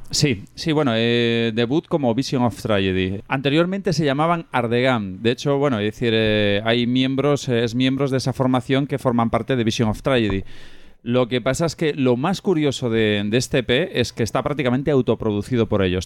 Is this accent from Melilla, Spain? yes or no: no; Pontevedra, Galicia, Spain; soy de allí de Pontevedra